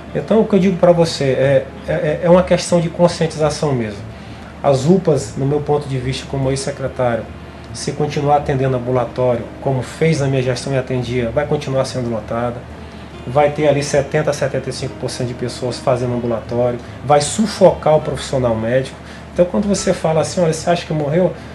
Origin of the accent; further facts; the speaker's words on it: Cruzeiro do Sul, Acre, Brazil; moved away; also born or lived in Rio Branco; Eu vou para Cruzeiro do Sul com um coração muito alegre, até porque é minha terra natal